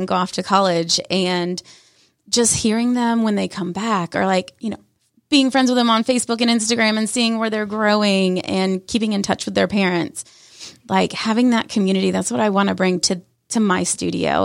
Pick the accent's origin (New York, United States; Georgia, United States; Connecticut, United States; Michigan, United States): Georgia, United States; Canton; I grew up in the Canton side, went to Cherokee High School, and lived my life in Canton